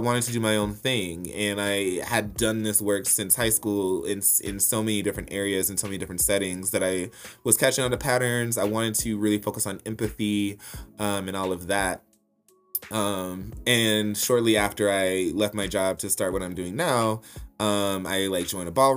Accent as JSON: {"language": "English", "town": "Little Rock", "region": "Arkansas", "country": "United States", "tie": "born or raised there", "also_born_or_lived": "Memphis, Tennessee / Denver, Colorado", "moved": "as an adult", "said": "growing up in Little Rock, Arkansas"}